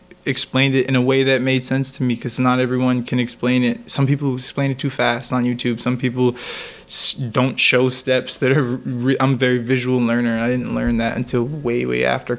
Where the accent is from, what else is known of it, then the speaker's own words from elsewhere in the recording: Connecticut, United States; moved away as an adult; now in New York City, United States; We're in New York City. I'm from Connecticut